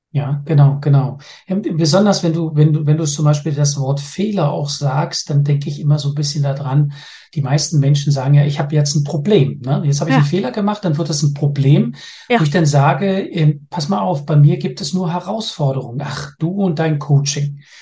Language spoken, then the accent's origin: German; Berlin, Germany; moved away as an adult; now in Denmark; Ich bin gebürtiger Berliner, lebe aber schon seit über 27 Jahren jetzt in Dänemark